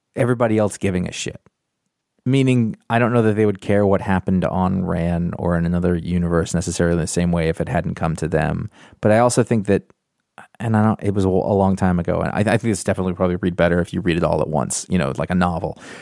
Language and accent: English; United States; I'm American